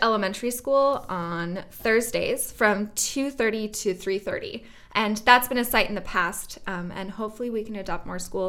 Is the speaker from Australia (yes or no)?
no; West Coast, Canada; now in Jamestown, United States; I'd never lived out in the Northeast before. I grew up out in on the West Coast in Canada.